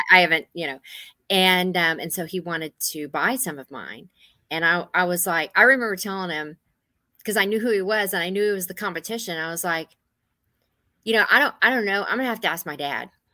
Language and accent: English; Gonzales, Texas, United States; moved away as an adult; also born or lived in Houston, Texas; now in Northern Virginia, United States; I grew up in Gonzales, Texas, born in Houston, Texas